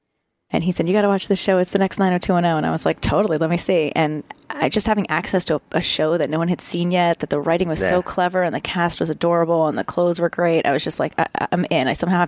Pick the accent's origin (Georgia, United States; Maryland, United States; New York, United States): Maryland, United States; Potomac; Well, and the other funny thing about 90210 is Darren Star actually grew up in my hometown.